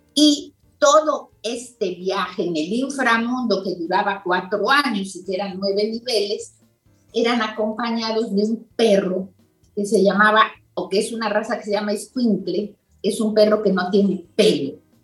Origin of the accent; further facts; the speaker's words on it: Mexico; yo soy mexicana